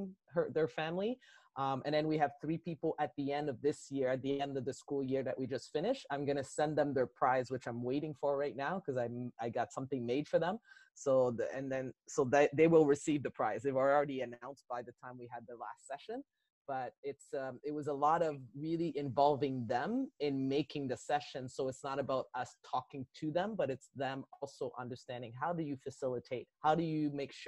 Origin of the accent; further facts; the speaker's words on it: Sorel, Quebec, Canada; I'm from Quebec. I lived in Sorel, Quebec.